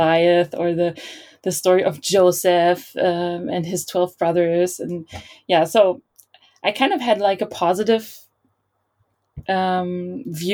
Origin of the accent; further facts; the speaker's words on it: Berlin, Germany; I was born and raised in Berlin